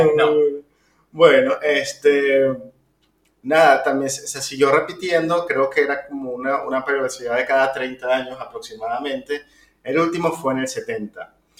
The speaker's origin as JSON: {"language": "Spanish", "country": "Venezuela", "said": "Nosotros somos venezolanos"}